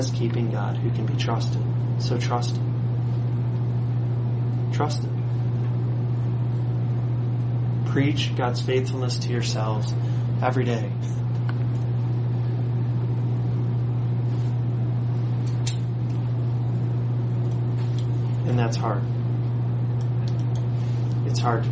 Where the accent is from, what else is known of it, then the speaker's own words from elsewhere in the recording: United States; especially as American Christians